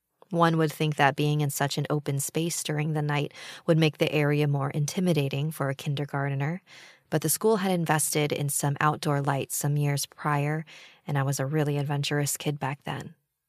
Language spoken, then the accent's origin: English; Quezon City, Metro Manila, Philippines; To start off, I'm from the Philippines. I was born in Quezon City, where I spent the majority of my childhood.